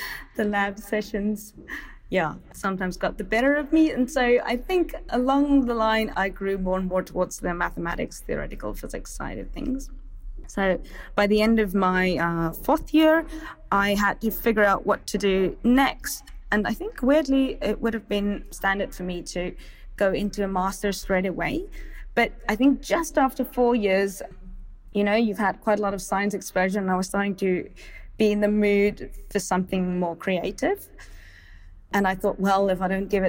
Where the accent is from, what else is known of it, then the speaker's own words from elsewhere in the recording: Stellenbosch, Western Cape, South Africa; I grew up in Stellenbosch